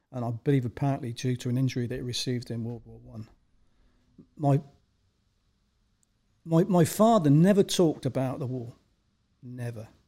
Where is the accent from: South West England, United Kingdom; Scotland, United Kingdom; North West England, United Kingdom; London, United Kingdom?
South West England, United Kingdom; I was actually um, born in Wiltshire, England, um, and as a good reference point um, historically uh, it was Salisbury um, is the main city that I lived close